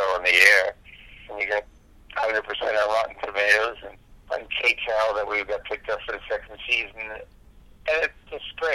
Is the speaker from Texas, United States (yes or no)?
no; New York City, New York, United States; I grew up in Brooklyn, New York, and was raised in Queens